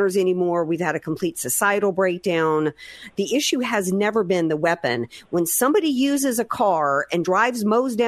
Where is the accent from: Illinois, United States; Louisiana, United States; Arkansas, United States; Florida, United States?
Louisiana, United States; growing up in the South in Louisiana